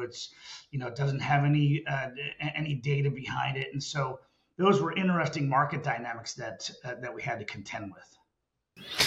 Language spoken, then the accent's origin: English; Lancaster, Pennsylvania, United States; moved away as an adult; also born or lived in Dallas, Texas; I grew up on a family farm in uh, in Lancaster, Pennsylvania, right in the middle of the Amish country